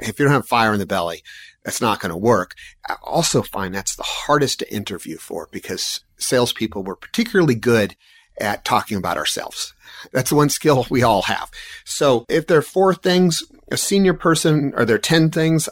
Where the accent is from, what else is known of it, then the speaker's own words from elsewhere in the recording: San Diego, California, United States; moved away as an adult; also born or lived in Portland, Oregon; I grew up in San Diego